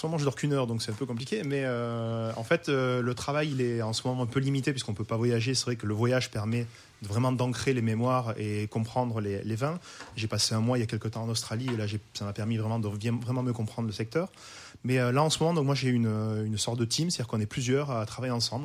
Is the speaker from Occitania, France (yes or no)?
yes; Languedoc, near Pézenas, Occitania, France; now in Roussillon, France; je suis originaire du Languedoc, donc à côté de Pézenas, donc la capitale de la Clairette, à Dissang, exactement